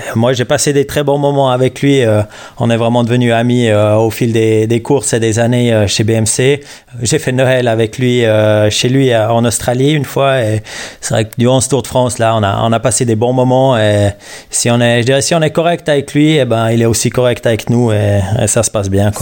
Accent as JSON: {"language": "French", "country": "Switzerland", "said": "J'avais un entraîneur chez moi en Suisse"}